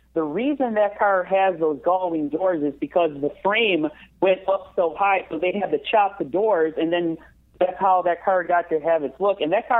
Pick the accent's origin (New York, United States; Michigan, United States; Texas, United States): Michigan, United States; Detroit; growing up in Detroit